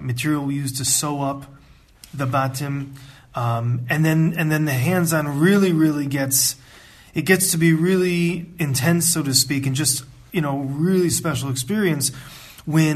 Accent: United States; moved away as an adult; also born or lived in Ann Arbor, Michigan; now in Israel; I'm from the United States and I grew up in a conservative, traditional home

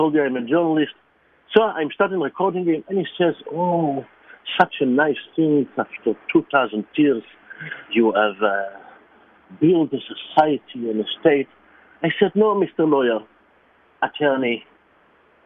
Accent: Israel; moved away; I was born in Israel, I'm Jewish

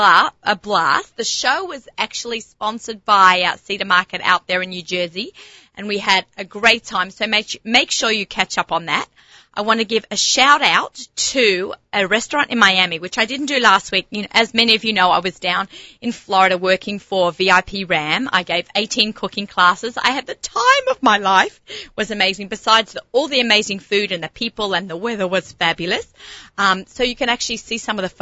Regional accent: Australia; accent: Australian; also born or lived in Lower East Side, New York; now in United States; I came here as an immigrant

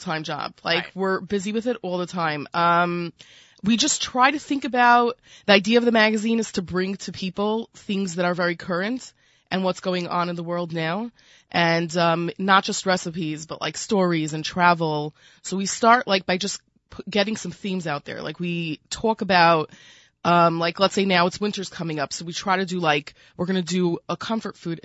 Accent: New York City, New York, United States; accent: Brooklyn; my Brooklyn accent

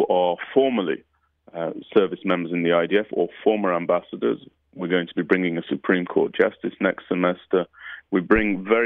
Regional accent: United Kingdom; moved away; my upbringing in the UK

